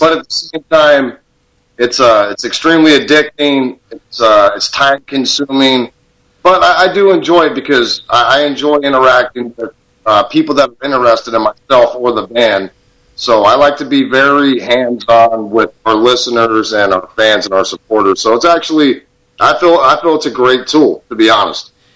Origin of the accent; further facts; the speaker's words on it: Tucson, Arizona, United States; born and raised in Tucson